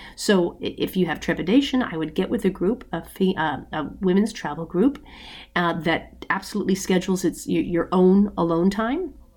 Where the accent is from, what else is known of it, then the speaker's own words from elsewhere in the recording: United States; we're American